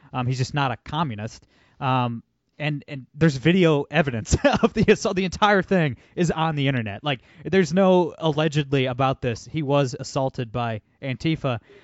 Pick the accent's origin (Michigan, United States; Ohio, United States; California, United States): Ohio, United States; Toledo; I'm from Toledo, Ohio, son.